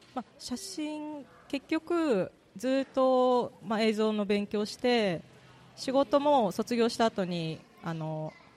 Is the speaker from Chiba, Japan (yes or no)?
no; Kurayoshi, Tottori, Japan; born or raised there